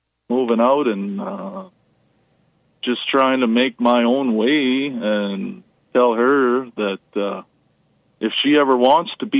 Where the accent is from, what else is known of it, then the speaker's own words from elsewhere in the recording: Canada; I grew up in Canada here